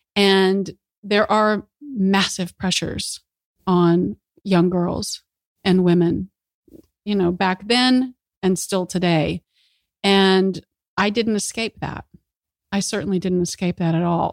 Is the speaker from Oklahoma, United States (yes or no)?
yes; Oklahoma City, Oklahoma, United States; I grew up in Oklahoma City